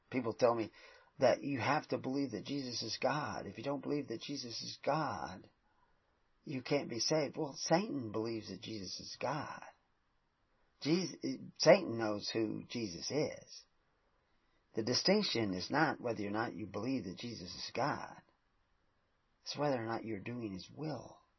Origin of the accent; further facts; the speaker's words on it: the South, United States; I grew up in the South